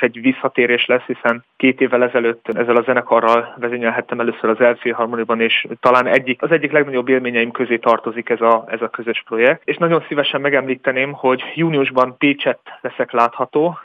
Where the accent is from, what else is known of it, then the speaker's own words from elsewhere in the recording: Hungary; now in Würzburg, Germany; az emberek között zenélek, akik között én tulajdonképpen felnőttem